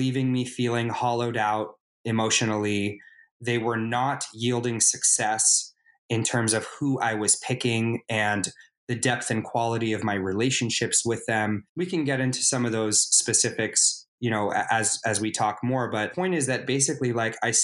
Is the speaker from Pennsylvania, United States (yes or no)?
no; Los Angeles, California, United States; I am from Los Angeles, California. I live in Los Angeles, California. I've been told I'm a bit of a unicorn because apparently there aren't a lot of people who are actually from LA, but I'm one of them.